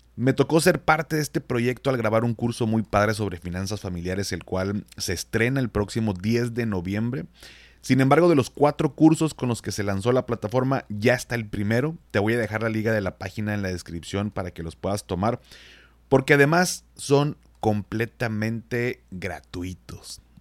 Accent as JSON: {"language": "Spanish", "town": "Monterrey", "region": "Nuevo León", "country": "Mexico", "said": "yo como soy regio"}